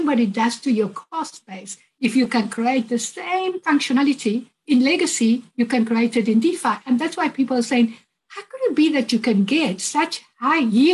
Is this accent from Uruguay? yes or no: yes; Uruguay; I'm originally from Uruguay.